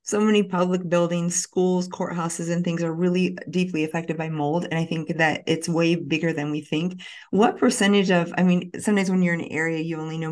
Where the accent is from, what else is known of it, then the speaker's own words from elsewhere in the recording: Midwestern Illinois, United States; growing up on a farm, I grew up in Midwestern Illinois